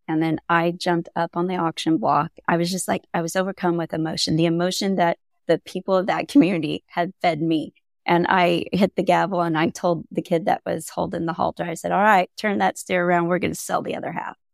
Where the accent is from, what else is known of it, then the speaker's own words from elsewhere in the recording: Central Coast of California, United States; moved away as an adult; also born or lived in Iowa; I grew up in Central Coast of California